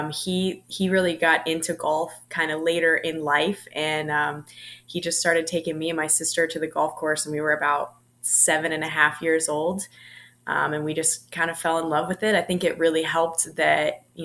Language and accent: English; Durham, North Carolina, United States; moved away as an adult; also born or lived in Blacksburg, Virginia; being from like the Durham area